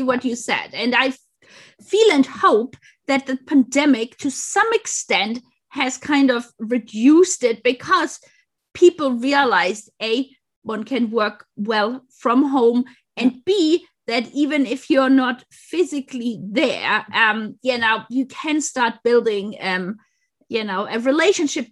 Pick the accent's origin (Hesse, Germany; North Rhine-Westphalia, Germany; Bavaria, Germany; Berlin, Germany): Bavaria, Germany; Munich; moved away; I grew up in Munich too.